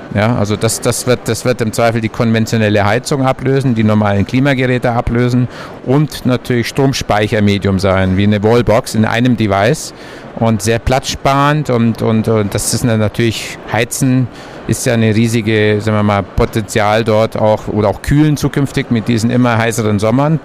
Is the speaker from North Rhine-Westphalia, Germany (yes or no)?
no; Allgäu, Bavaria, Germany; ich bin im Allgäu geboren, da lagen früher in meiner Kindheit meterhohe Berge vor der Tür